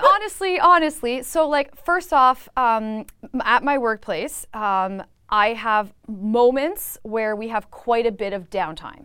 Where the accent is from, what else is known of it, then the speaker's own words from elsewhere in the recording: Niagara, Ontario, Canada; I'm from Niagara